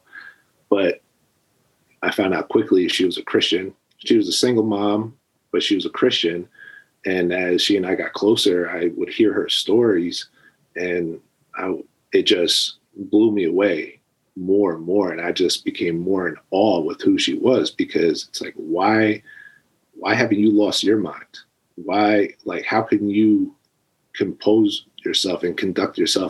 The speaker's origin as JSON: {"language": "English", "region": "New Jersey", "country": "United States", "tie": "born or raised there", "said": "I was born and raised in New Jersey"}